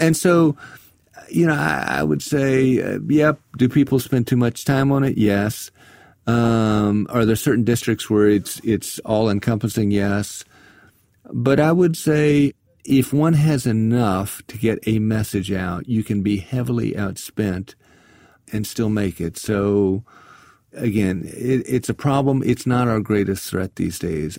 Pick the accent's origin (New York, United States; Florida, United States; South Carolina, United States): South Carolina, United States; I come from South Carolina